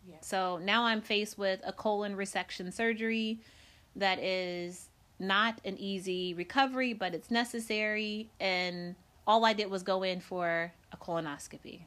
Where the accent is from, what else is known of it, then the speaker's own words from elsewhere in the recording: Decatur, Illinois, United States; moved away; I came from Decatur, Illinois. I'm born and raised there.